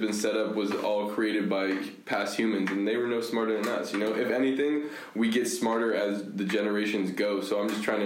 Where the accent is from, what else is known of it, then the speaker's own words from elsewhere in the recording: San Jose, California, United States; we all just felt really grateful to grow up in Willow Glen